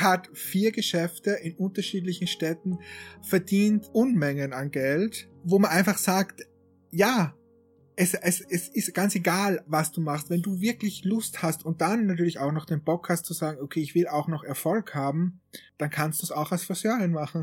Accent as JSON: {"language": "German", "country": "Austria", "said": "ich bin ja aus Österreich"}